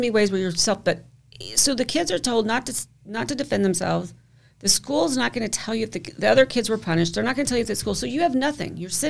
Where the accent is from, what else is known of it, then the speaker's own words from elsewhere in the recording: the South, United States; I grew up in the South